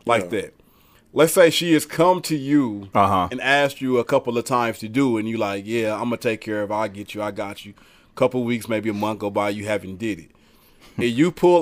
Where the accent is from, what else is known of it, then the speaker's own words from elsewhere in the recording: Kansas City, United States; I was from Kansas City